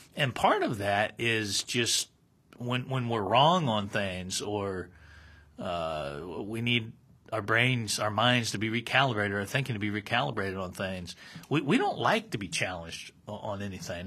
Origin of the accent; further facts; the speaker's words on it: United States; I'm speaking as an American